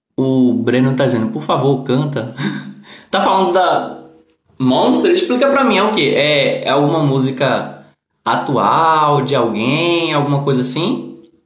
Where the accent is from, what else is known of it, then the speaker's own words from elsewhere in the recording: Recife, Pernambuco, Brazil; Não, não sou de Portugal. Eu sou do Recife, Pernambuco